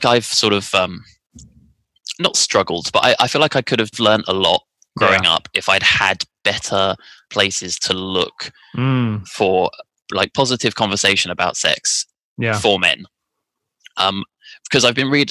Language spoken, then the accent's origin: English; France; moved away as an adult; now in United Kingdom; I grew up in France